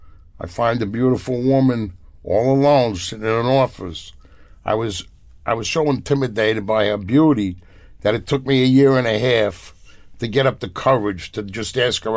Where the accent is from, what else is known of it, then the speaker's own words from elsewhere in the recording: New York City, New York, United States; I was born in Brooklyn. I was raised in Sheepshead Bay. I worked in a post office. I came from a beautiful neighborhood.